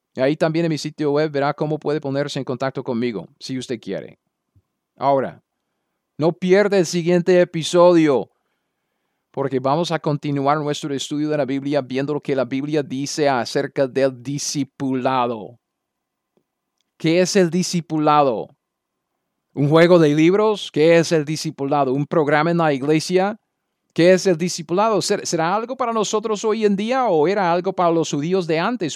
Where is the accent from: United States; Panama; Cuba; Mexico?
United States; Spanish is a second language; moved away as an adult; also born or lived in Latin America; yo soy un gringo